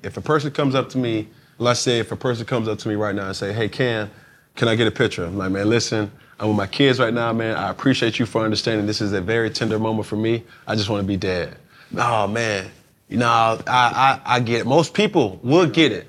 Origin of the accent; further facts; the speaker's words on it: Atlanta, Georgia, United States; I'm born and raised in Atlanta, Georgia